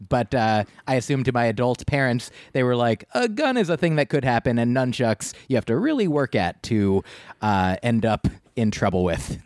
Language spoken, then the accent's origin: English; New Jersey, United States; I grew up in New Jersey